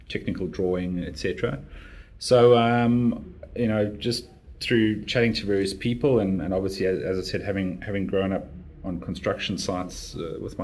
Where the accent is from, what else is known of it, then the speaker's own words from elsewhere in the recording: Johannesburg, Gauteng, South Africa; moved away as an adult; now in Brisbane, Australia; I was born in one of the inner city suburbs of Johannesburg in South Africa.